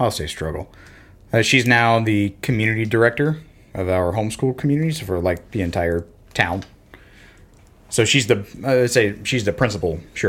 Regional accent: Florida, United States; I grew up in Florida, and football and baseball were the sports.

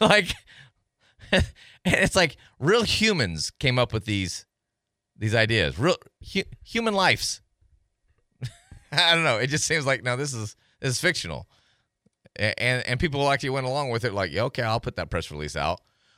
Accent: Tennessee, United States; We're both from Tennessee.

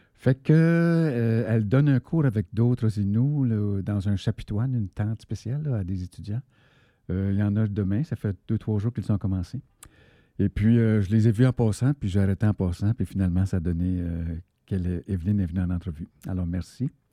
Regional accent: Abitibi, Quebec, Canada; Je viens de la BTB

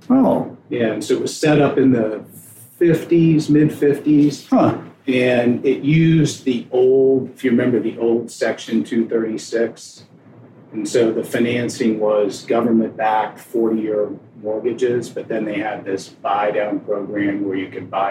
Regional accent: Ann Arbor, Michigan, United States; also born or lived in Cincinnati; My dad was in grad school at the University of Cincinnati so I was born there. Lived there about five months, and then we moved to Ann Arbor.

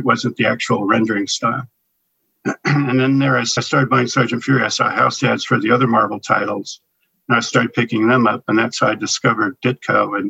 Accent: San Francisco, California, United States; And I was growing up in the San Francisco.

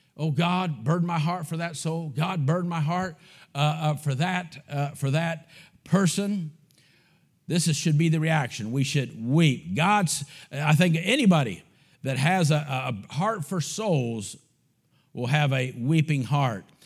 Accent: United States; also born or lived in Bulgaria; I'm an American

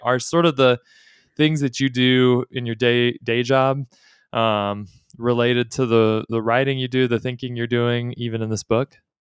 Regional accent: Texas, United States; I'm a Texan

